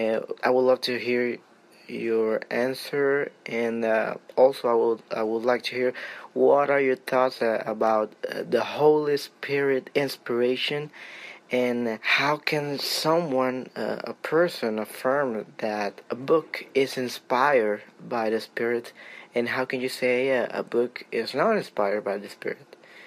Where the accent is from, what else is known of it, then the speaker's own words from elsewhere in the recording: Venezuela; Hello, Mike. … from Venezuela.